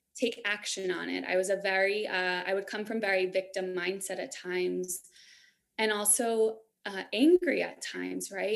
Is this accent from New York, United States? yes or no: yes; New York, United States; moved away as an adult; also born or lived in San Francisco / Denver area, Colorado; now in Denver, United States; I grew up in New York. So I was a city girl